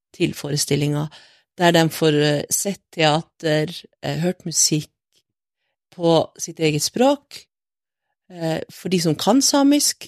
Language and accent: Norwegian; Brønnøysund, Nordland, Norway; moved away as an adult; also born or lived in Finnskogen, Solør; now in Kautokeino, Norway; så jeg bodde der i Solør, mm -hmm. lengst inne på Finnskogen, imot grensa, de første åtte årene. Ja. Og så eh, flytta familien min til Sør-Helgeland, til Brønnøysund